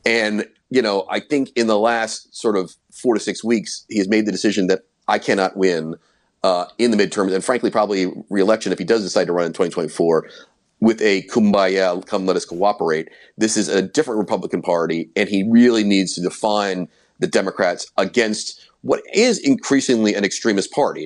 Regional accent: United States; moved away as an adult; also born or lived in Brussels / London

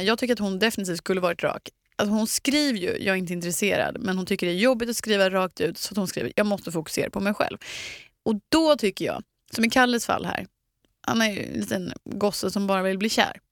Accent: Eksjö, Jönköping County, Sweden; moved away; lilla Eksjö där jag kommer ifrån

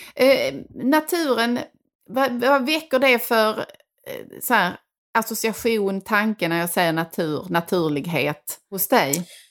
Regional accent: Sweden; som svenskar

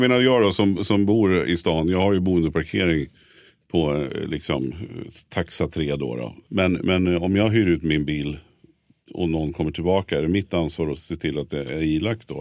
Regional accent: Stockholm, Stockholm County, Sweden; vi som är stockholmare

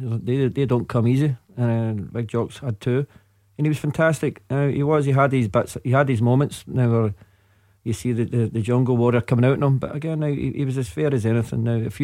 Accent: Glasgow, Scotland, United Kingdom; growing up in Glasgow

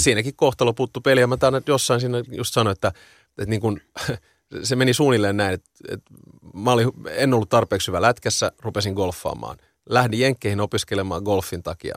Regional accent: Helsinki, Uusimaa, Finland; mä oon ihan kaksikielinen, varttunut betoni kerrostalossa tuon Lövös Lehtisaaressa

